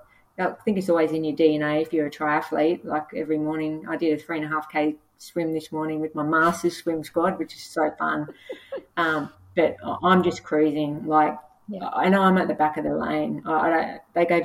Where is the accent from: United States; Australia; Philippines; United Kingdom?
Australia; Casino, New South Wales; moved away; also born or lived in Gold Coast; I was born in Casino, which is the beef capital of Australia, we have beef wheat cream and we used to have breakfast with the butchers when I was a kid.